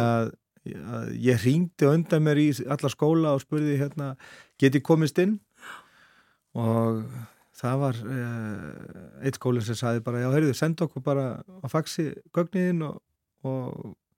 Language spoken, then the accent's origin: Icelandic; Bolungarvík, Westfjords, Iceland; moved away; also born or lived in Reykjavík / Árneshreppur; ég er svo alveg upp í Bólungavík alveg flytt þanga bara uh, innan við Áskamall og elst þar upp á mínu skólagöngu þar